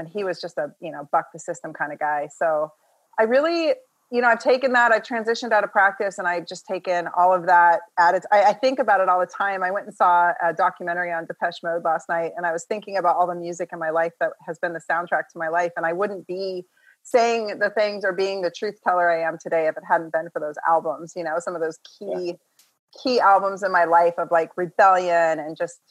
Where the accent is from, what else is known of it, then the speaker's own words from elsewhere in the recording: California and Portland, West Coast, United States; also born or lived in Midwest; I was raised in the Midwest a bit, and then I grew up in California and Portland. So I'm very much like West Coast, Best Coast girl